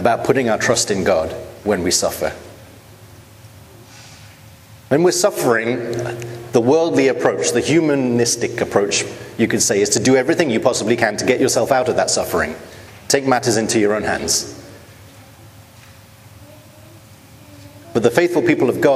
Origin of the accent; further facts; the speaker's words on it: United Kingdom; as a British person